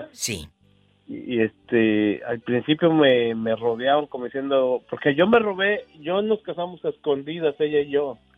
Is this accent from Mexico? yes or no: yes; Tenancingo, State of Mexico, Mexico; Pues a mi pueblo, a Tenancingo, Estado de México.